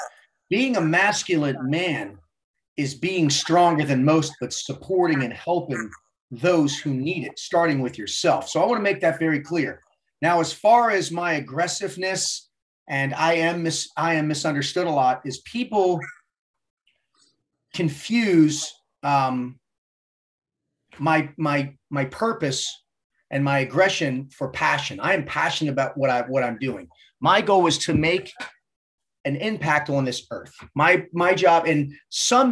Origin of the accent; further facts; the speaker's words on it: Baltimore, Maryland, United States; Baltimore native, born and raised in Baltimore, Maryland, 50 years young